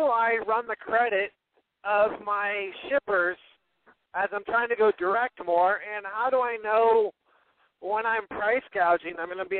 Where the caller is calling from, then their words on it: Arizona, United States; I'm calling from Arizona